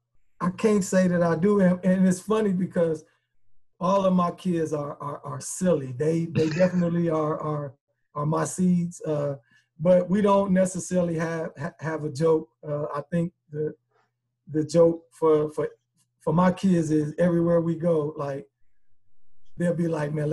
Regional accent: Chicago, Illinois, United States; You know, I mean, I'm from Chicago, man. I'm a hustler.

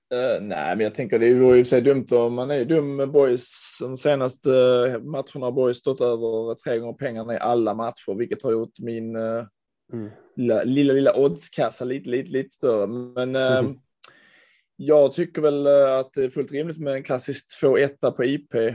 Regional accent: Landskrona, Skåne, Sweden; Jag växte upp i Landskrona

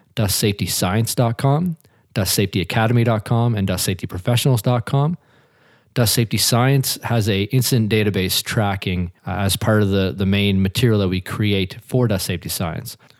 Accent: Hilden, Nova Scotia, Canada; I grew up just outside of Truro, Nova Scotia, in a little community called Hilden

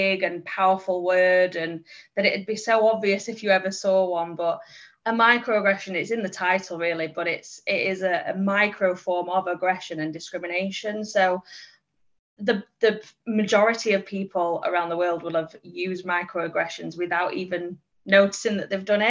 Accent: England, United Kingdom; I'm English.

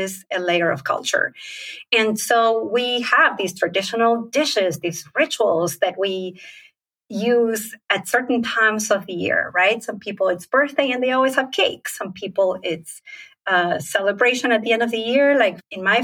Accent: Argentina; moved away as an adult; now in United States; I grew up in Argentina.

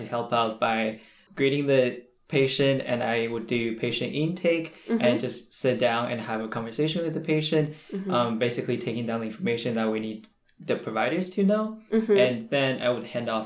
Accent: China; now in Seattle, United States; I am an international student from China.

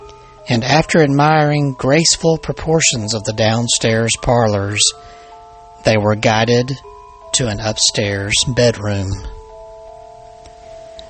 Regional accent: Alabama, United States; my home state of Alabama

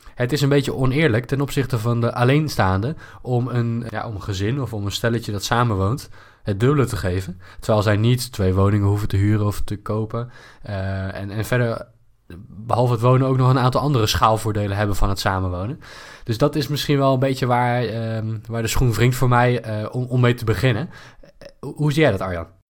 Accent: Netherlands; als Nederlander met een goed inkomen

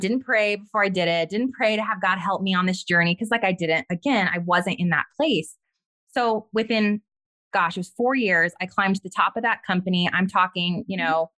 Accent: White Rock, New Mexico, United States; I grew up in White Rock, right outside of Los Alamos, New Mexico

